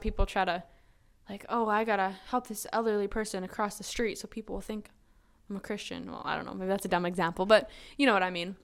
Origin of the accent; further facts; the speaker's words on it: Saskatchewan, Canada; moved away as an adult; also born or lived in Muskogee, Oklahoma; I was from Canada